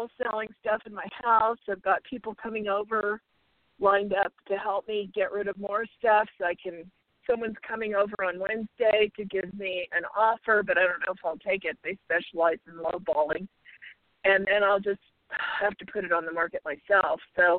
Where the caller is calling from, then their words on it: Arizona, United States; I'm calling from Arizona.